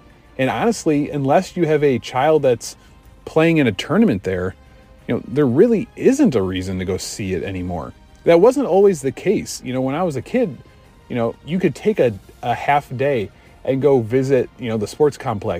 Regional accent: Chicago, Illinois, United States; Even growing up in Chicago

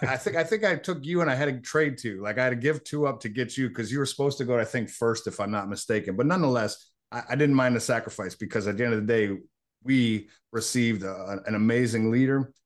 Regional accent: Buffalo, New York, United States; moved away as an adult; I was born in Buffalo, New York.

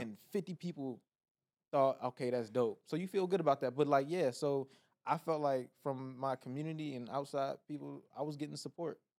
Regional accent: Laurel, Maryland, United States; moved away as an adult; now in Los Angeles, United States; Maryland, P G County, Laurel, Maryland

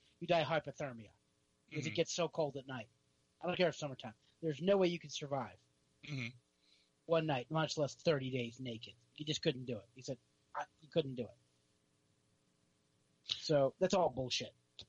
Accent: New Jersey, United States; moved away; I'm from Jersey.

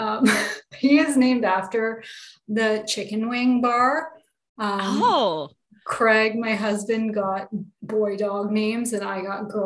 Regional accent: Canada; I'm from Canada

